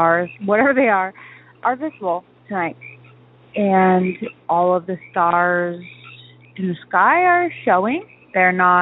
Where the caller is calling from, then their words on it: Washington, United States; I'm calling from the Northwest, specifically Washington